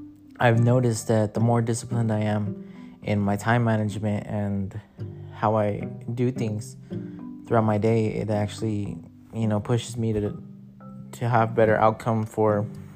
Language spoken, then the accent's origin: English; Los Angeles, California, United States; moved away as an adult; now in Desert Hot Springs, United States; I'm from Los Angeles. I recently moved out here in Desert Hot Springs